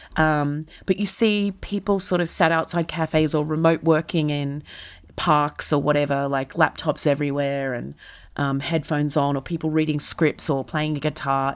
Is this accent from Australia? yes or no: yes; Melbourne, Victoria, Australia; first language English; moved away as an adult; now in London, United Kingdom; I'm an Australian that is from a temperate Australian city, which is to say, Melbourne